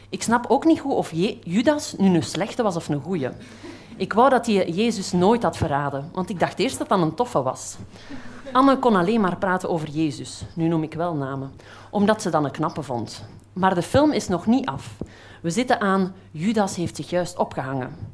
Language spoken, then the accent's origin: Dutch; Flanders, Belgium; accent: Flemish; Ik kom uit Vlaanderen, dat zal je wel horen.